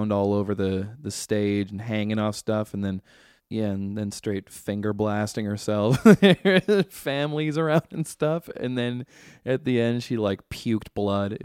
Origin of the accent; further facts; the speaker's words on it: Vancouver, British Columbia, Canada; We're all from Vancouver